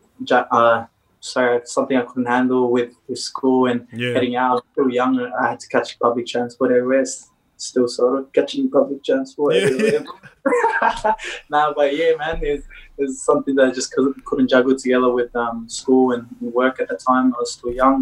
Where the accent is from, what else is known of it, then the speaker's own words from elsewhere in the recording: Sydney, New South Wales, Australia; also born or lived in Leppington; Born and raised in Sydney. I was born in Bankstown Hospital. From there, I've grown up in Bankstown majority of my life